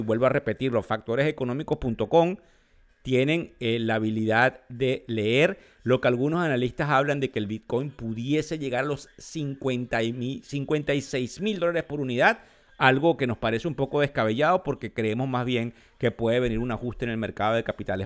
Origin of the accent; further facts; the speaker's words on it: Venezuela; moved away; soy venezolano, porque tengo familia en Venezuela, porque tengo amigos, porque son mis raíces, son el lugar de donde vengo